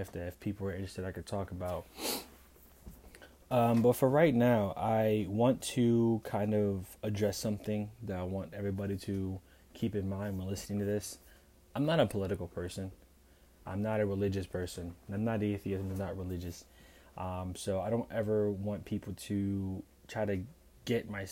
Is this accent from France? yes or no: no; Pittsburgh, Pennsylvania, United States; now in Fredericksburg, United States; I'm from Pittsburgh.